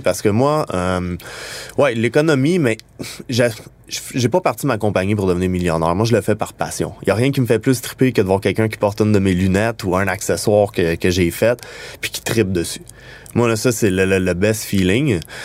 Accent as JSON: {"language": "French", "region": "Quebec", "country": "Canada"}